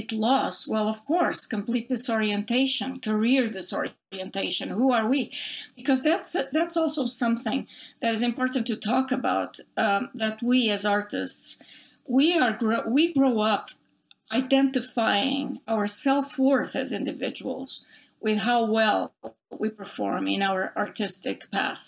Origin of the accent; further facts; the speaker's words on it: Portugal; English is a second language; moved away as an adult; now in United States; when I was growing up in Portugal, I'm originally from Portugal.